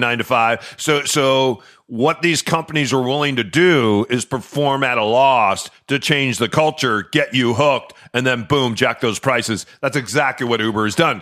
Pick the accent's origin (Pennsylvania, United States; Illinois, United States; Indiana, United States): Illinois, United States; Chicago; now in Seattle, United States; I grew up in Chicago